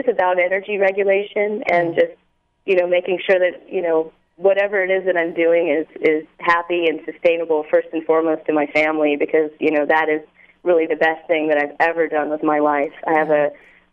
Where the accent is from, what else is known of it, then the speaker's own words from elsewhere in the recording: the South, United States; I grew up in the South